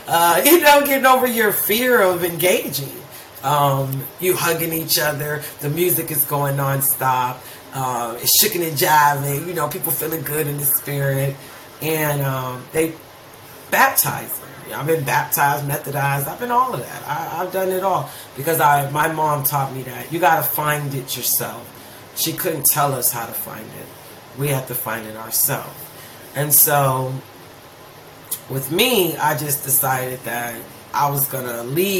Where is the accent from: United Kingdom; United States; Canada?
United States; Youngstown, Ohio; I was raised in Youngstown, Ohio